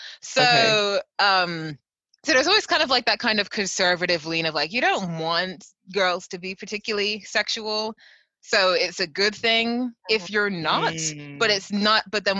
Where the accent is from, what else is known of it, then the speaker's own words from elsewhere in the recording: Reading, South East England, United Kingdom; Oh, so my family moved from, on my mom's side, they're Trinidadian and Jamaican, leaning more towards Trinidadian. So they moved to Reading in the 50s and 60s, and we've been here ever since.